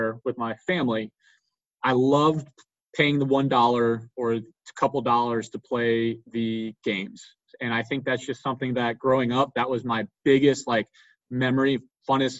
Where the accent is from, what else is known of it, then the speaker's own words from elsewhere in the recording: Fuquay-Varina, North Carolina, United States; I've born and raised in Fuquay